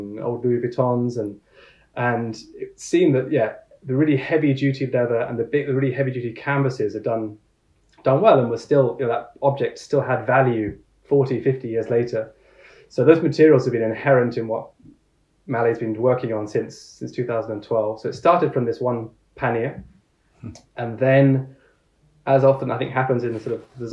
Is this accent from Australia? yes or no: no; England, United Kingdom; I was born in England